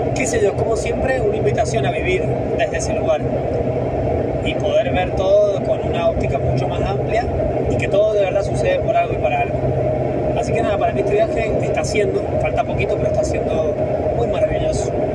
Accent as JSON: {"language": "Spanish", "town": "San Martín", "region": "Mendoza", "country": "Argentina", "tie": "born or raised there", "moved": "yes", "said": "yo nací en un pueblo, en San Martín"}